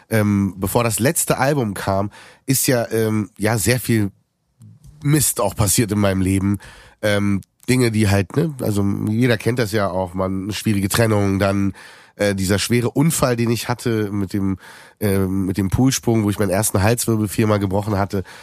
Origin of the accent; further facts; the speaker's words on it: Berlin, Germany; Aber als Berliner gar nicht so weit entfernt von uns